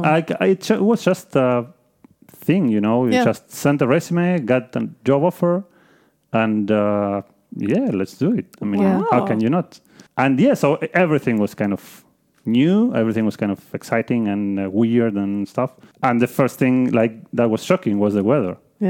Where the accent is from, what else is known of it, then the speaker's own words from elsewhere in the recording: Buenos Aires, Argentina; Like I came from Buenos Aires, which is a city with like, I don't know, maybe 8 million people.